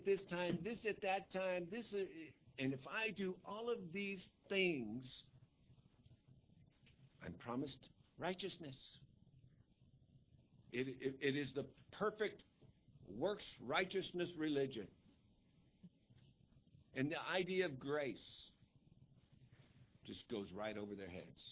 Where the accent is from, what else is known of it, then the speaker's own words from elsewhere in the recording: United States; I'm an American.